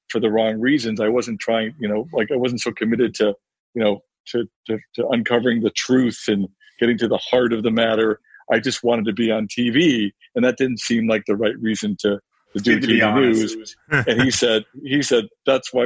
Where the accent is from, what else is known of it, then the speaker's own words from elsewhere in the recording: Chicago, Illinois, United States; moved away; I'm from Chicago